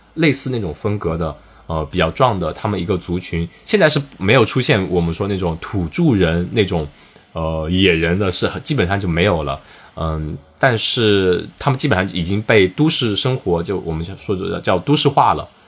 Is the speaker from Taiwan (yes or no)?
no; Wenzhou, Zhejiang, China; accent: Wenzhou dialect; moved away as an adult; now in Melbourne, Australia; 切换成我们的温州方言